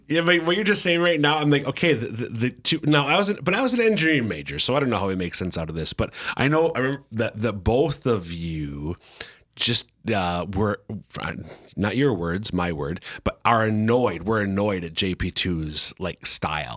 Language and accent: English; central Minnesota, United States; now in Sioux Falls, United States; I'm from, from central Minnesota